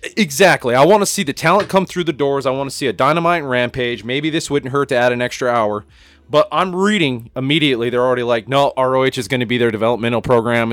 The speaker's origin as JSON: {"language": "English", "town": "Cañon City", "region": "Colorado", "country": "United States", "tie": "born or raised there", "said": "Back in Canyon City, fucking Colorado, where I grew up in Fremont County"}